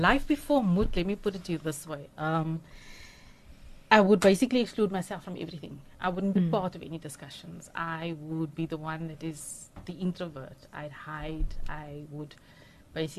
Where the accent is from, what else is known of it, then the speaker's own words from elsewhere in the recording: Johannesburg, Gauteng, South Africa; moved away as an adult; now in Cape Town, South Africa; I grew up in Johannesburg. I'm an only child. My mother raised me alone. So I grew up in Johannesburg